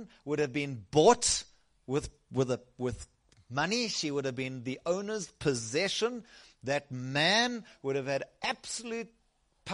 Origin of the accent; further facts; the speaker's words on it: South Africa; I originally come from the south coast